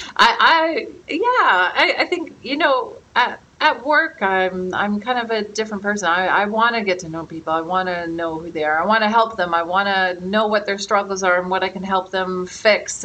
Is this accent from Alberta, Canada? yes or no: yes; Calgary, Alberta, Canada; moved away as an adult; now in Udhailiyah, Saudi Arabia; we're from Canada. I was born and raised in Calgary